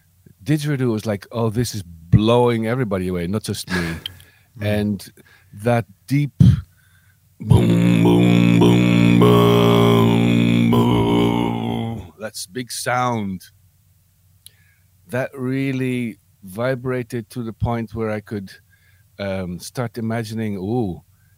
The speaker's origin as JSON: {"language": "English", "town": "Amsterdam", "region": "North Holland", "country": "Netherlands", "tie": "born or raised there", "said": "I was born outside Amsterdam, and then when I was five, my parents brought me to Amsterdam"}